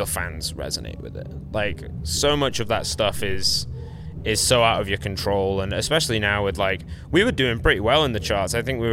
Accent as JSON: {"language": "English", "region": "England", "country": "United Kingdom", "said": "we're English"}